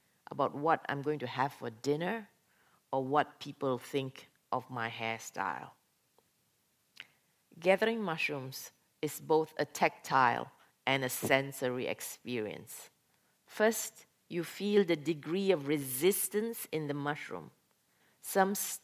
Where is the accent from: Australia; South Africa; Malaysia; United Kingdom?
Malaysia; moved away as an adult; now in Norway; I come from Malaysia, went to Norway as an exchange student, stayed on